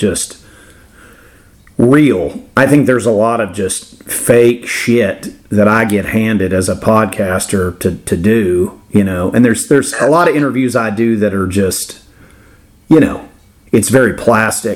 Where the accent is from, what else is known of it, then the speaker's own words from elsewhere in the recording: Florida, United States; I'm older and I grew up in Florida and saw a lot of cool stuff growing up